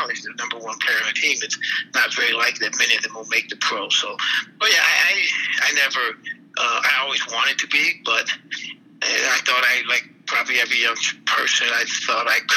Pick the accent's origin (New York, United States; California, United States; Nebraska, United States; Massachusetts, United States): New York, United States; Buffalo; moved away; Buffalo Division, which is my hometown